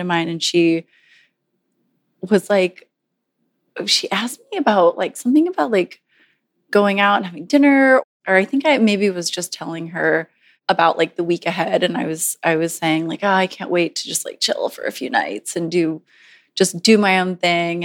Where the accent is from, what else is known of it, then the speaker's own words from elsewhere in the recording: Southern Virginia, United States; moved away; I'm from Southern Virginia